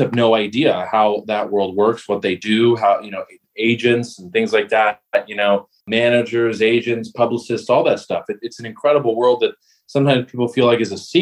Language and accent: English; Los Angeles, California, United States; born in LA, grew up in the Valley